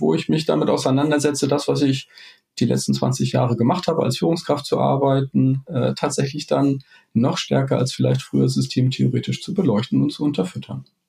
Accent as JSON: {"language": "German", "region": "Hamburg", "country": "Germany", "said": "ich komme aus Hamburg"}